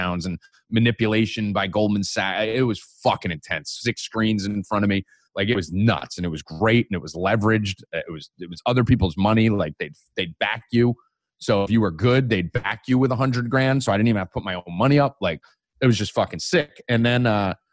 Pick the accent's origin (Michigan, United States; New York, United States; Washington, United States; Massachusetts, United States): New York, United States; also born or lived in California